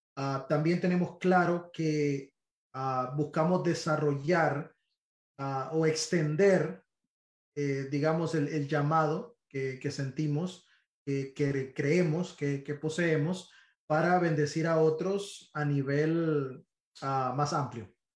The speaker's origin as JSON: {"language": "Spanish", "country": "Honduras", "moved": "as an adult", "lives_now": "Miami, United States", "said": "yo soy hondureño"}